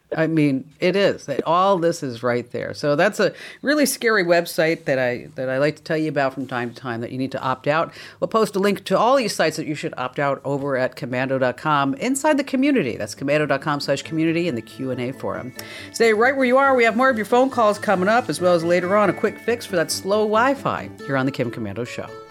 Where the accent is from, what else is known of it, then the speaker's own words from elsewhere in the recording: New Jersey, United States; I'm from New Jersey